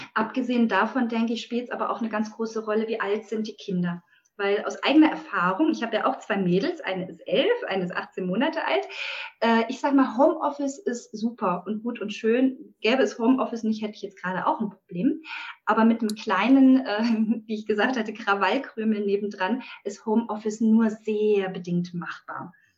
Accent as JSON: {"language": "German", "town": "Friedrichshafen", "region": "Baden-Württemberg", "country": "Germany", "said": "ich bin äh, hier im Süddeutschland heimisch, äh, in Friedrichshafen"}